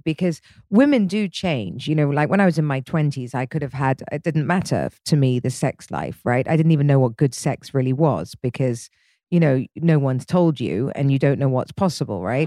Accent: England, United Kingdom; I'm English

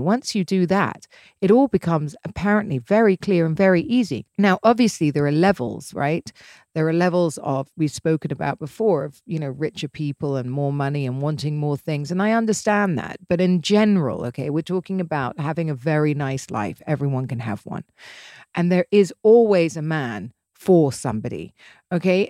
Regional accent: England, United Kingdom; I'm English and used to English men

